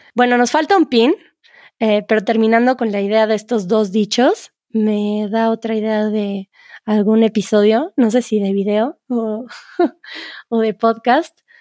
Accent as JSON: {"language": "Spanish", "country": "Mexico", "said": "en México"}